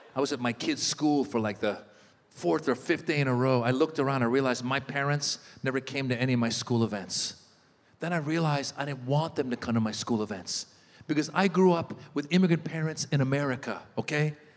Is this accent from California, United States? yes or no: yes; Marin County, Northern California, United States; also born or lived in Iran; I moved in late 78 from Iran to Northern California. It was a place called Marin County.